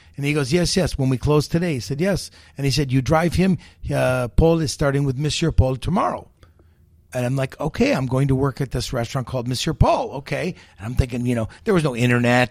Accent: United States; I'm the American

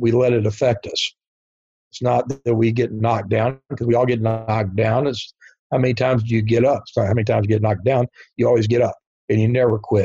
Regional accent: Norfolk, Virginia, United States; my hometown of Norfolk, Virginia

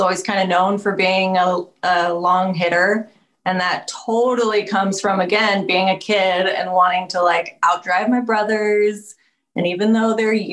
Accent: Sacramento, California, United States; I grew up in Sacramento

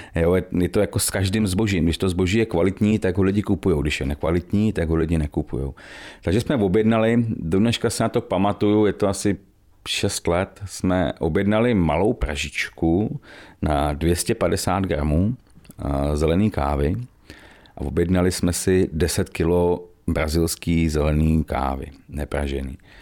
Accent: Medlešice, Pardubice Region, Czechia; also born or lived in Chrudim; my jsme Medlešáci, eh, původně teda pak Dubáci a Chrodimáci, přítelkyní, ale jsme z Medlešic, bydlíme v Medlešicích už, už hrozně dlouho

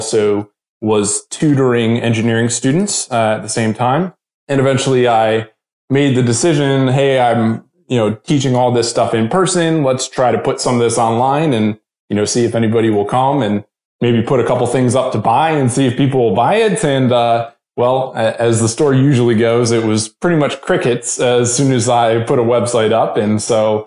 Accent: just outside of Baltimore, Maryland, United States; moved away as an adult; now in Nashville, United States; both me and my wife are originally from Maryland. And so I grew up there just outside of Baltimore

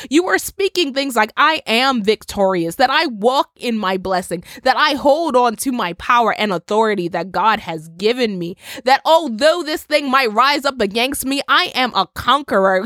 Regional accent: Bermuda; I come from Bermuda. Bermuda is an island in the Atlantic, and I can't tell you the amount of times within my twenty-six years that my family and I had to prepare for a storm or a hurricane

